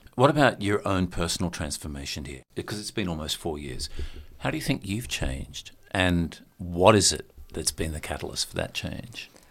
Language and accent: English; Australia; what we're used to as Australians